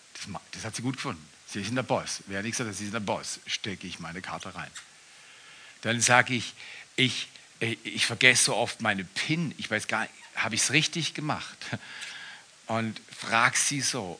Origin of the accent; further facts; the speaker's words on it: Black Forest, Baden-Württemberg, Germany; Ich komme aus dem Westen, aus dem Südwesten, aus dem Schwarzwald, Schwarzwälder